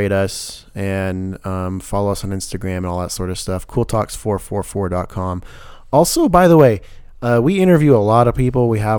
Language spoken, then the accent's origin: English; the South, United States; accent: southern; I'm actually trying to wither off my southern accent still going on.